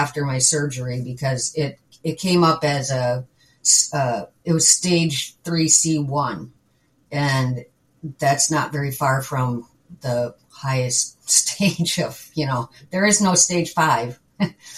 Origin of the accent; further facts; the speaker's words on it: Midwest, United States; also born or lived in Wisconsin; I'm a Midwesterner